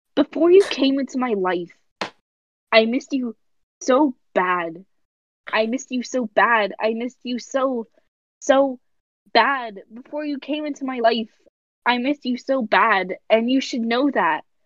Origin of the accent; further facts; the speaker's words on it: United States; we're American